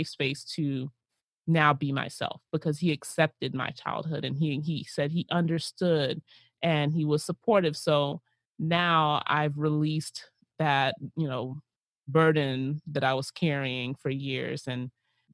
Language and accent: English; United States; our lives in the United States